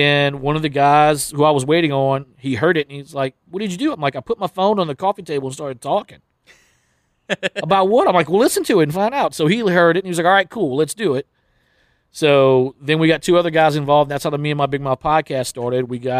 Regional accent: Plaquemine, Louisiana, United States; Well, I grew up in Plaquemine, which is 20 minutes over the bridge right here. And pretty much everyone in Plaquemine worked at Dow Chemical.

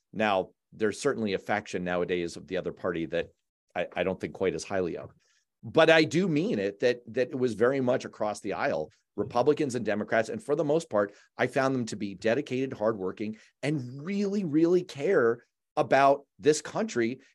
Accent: New York, United States; now in Massachusetts, United States; I was born in New York

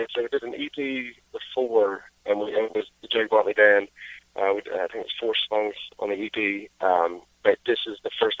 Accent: Greenwood, South Carolina, United States; I was in a touring band called … from my hometown in Greenwood, South Carolina

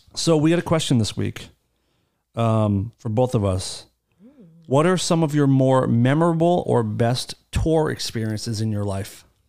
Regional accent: United States; I'm very proud of being from America.

